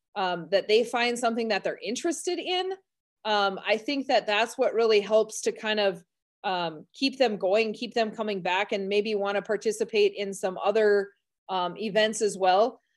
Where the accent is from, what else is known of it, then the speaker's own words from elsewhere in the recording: Carrington, North Dakota, United States; also born or lived in Medina, North Dakota; this is my hometown, so I grew up here